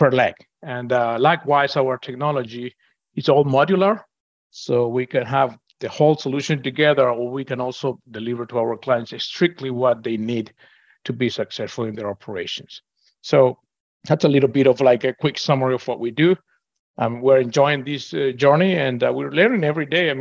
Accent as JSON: {"language": "English", "country": "Venezuela", "moved": "as an adult", "lives_now": "Houston, United States", "said": "I'm originally from Venezuela."}